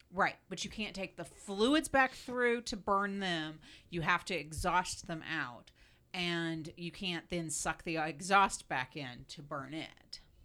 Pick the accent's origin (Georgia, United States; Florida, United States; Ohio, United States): Florida, United States; I grew up in Florida